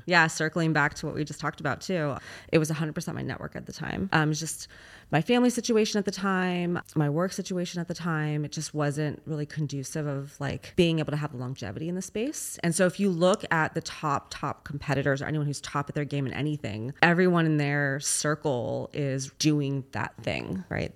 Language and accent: English; Los Angeles, California, United States; moved away; I'm actually originally from Los Angeles